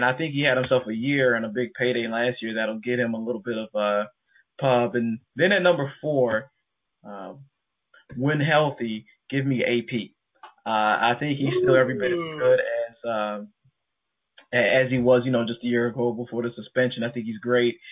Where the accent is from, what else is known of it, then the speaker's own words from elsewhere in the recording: Chicago, Illinois, United States; I come from Chicago